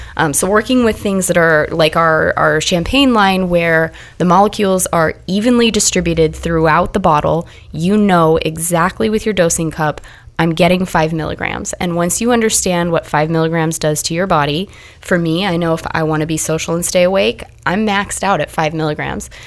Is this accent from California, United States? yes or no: no; Nebraska, United States; I am from Nebraska, very conservative place